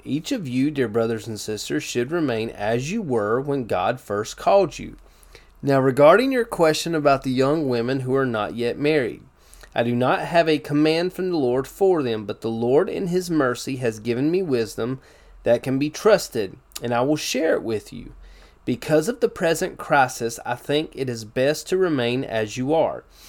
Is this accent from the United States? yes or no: yes; United States; as American Christians